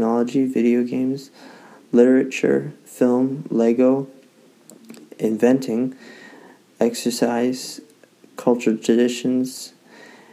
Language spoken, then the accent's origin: English; Victoria, British Columbia, Canada; I was born and raised in Victoria